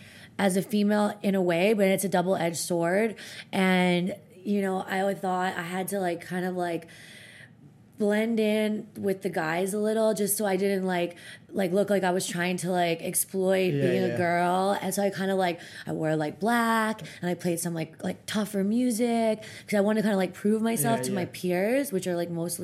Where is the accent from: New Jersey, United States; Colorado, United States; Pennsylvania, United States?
Pennsylvania, United States; outside Philadelphia; moved away as an adult; also born or lived in New York City, United States / Los Angeles, United States / Ibiza, Spain; now in Bali, Indonesia; I grew up outside Philadelphia